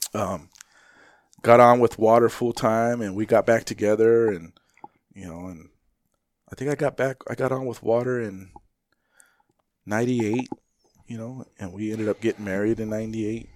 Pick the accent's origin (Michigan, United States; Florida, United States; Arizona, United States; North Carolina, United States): Arizona, United States; Phoenix; where I grew up in Maryvale, I grew up, you know, I graduated in ninety-four